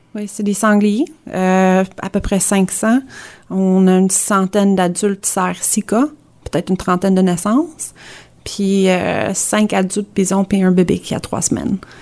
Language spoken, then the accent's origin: French; Kingston, Ontario, Canada; moved away as an adult; also born or lived in Hudson, Quebec / Gatineau, Quebec; j'ai grandi à Hudson à Montérégie. Euh, mes parents ont déménagé à Kingston. Euh, j'ai passé, euh, l'école primaire, secondaire là-bas.